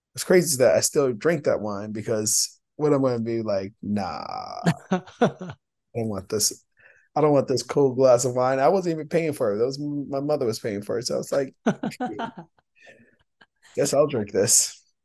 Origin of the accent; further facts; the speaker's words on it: New York City, New York, United States; I'm from the Bronx